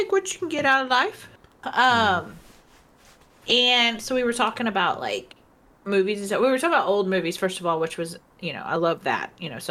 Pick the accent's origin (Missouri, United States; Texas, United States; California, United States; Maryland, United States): Texas, United States; accent: Texas; I'm going to have to play some Red Dead to get my Texas accent back.